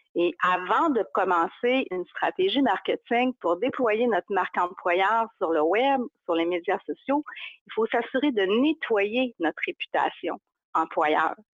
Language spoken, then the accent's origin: French; Chicoutimi, Quebec, Canada; accent: Saguenay; je viens du Saguenay, de Chicoutimi plus précisément, c'est ça mon accent